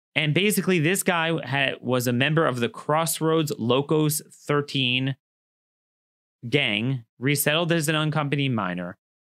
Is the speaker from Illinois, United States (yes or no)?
no; Maryland, United States; Maryland, my home state